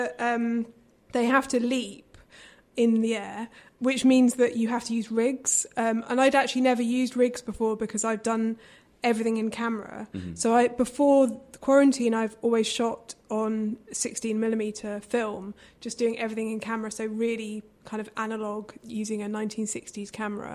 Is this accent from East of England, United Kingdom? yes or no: no; London, United Kingdom; I grew up in London, mm-hmm, in kind of inner city London